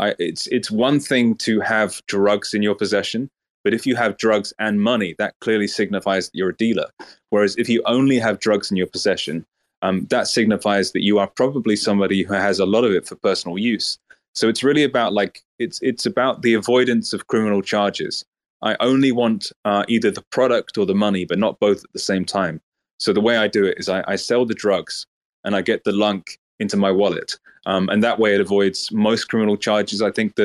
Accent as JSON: {"language": "English", "region": "Lagos", "country": "Nigeria", "also_born_or_lived": "United Kingdom", "accent": "Oxford English", "said": "Yeah, I'm from Lagos, Nigeria, but I was raised in the UK for 1 year. But when I came back to Nigeria to live with my father, he said, don't develop a Nigerian accent"}